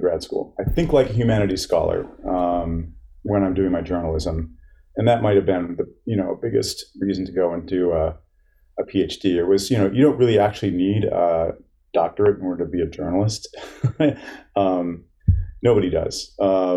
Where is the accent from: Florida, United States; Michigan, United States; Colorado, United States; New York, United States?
Michigan, United States; Charlotte; moved away as an adult; also born or lived in San Francisco, California; now in Boston, United States; I grew up in Michigan, moved here at age 18